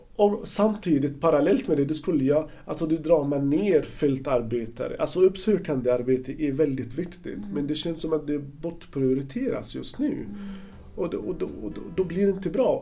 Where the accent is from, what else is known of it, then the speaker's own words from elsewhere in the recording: Gaza Strip, Palestine; Swedish is a second language; moved away as an adult; also born or lived in Ludvika, Sweden; now in Gothenburg, Sweden; jag kommer eh, från Palestina, född och uppvuxen i Gazaremsan